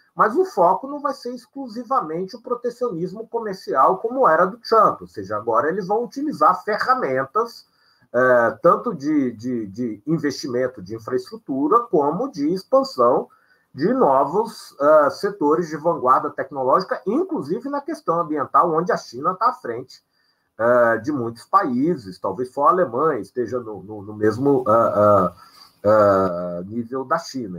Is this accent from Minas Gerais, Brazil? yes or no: yes; Minas Gerais, Brazil; eu sou mineiro como a editora